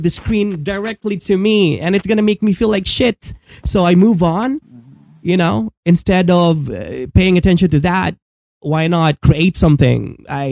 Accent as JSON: {"language": "English", "country": "Philippines", "tie": "born or raised there", "said": "I'm a Filipino living in it"}